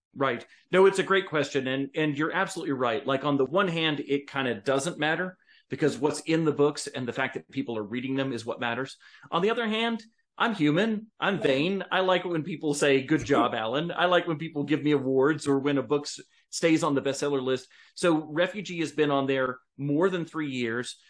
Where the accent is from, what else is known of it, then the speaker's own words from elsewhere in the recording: United States; American citizens